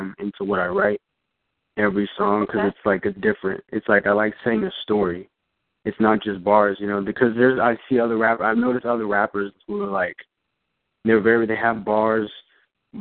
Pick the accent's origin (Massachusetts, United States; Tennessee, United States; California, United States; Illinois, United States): California, United States; Orange County; I'm from Orange County, California